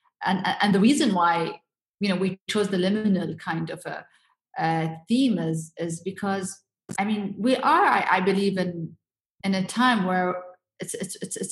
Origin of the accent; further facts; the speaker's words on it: Abu Dhabi, United Arab Emirates; my hometown in Abu Dhabi